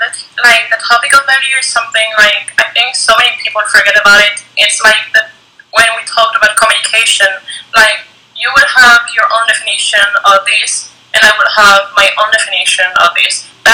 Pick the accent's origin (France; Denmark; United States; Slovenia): France; born there; You were born in Spain, I was born in France, so we got, like, a different education